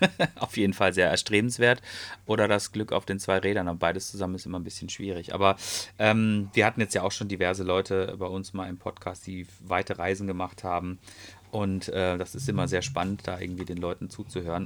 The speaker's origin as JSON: {"language": "German", "area": "Ruhr area", "region": "North Rhine-Westphalia", "country": "Germany", "said": "hier bei uns im Ruhrgebiet"}